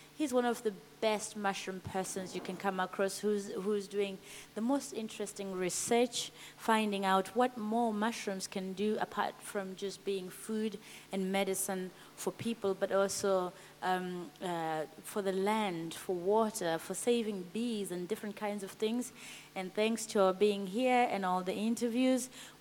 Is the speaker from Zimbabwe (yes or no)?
yes; Zimbabwe; moved away as an adult; I came all the way from Zimbabwe